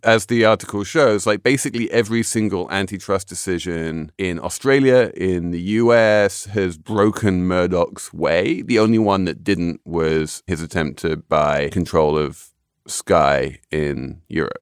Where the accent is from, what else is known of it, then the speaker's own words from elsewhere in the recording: United Kingdom; when I was growing up in Britain